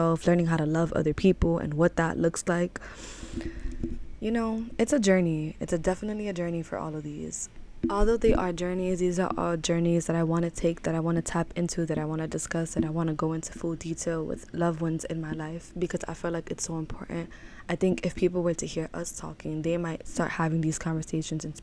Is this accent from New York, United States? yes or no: yes; New York City, New York, United States; I was raised in Harlem, New York.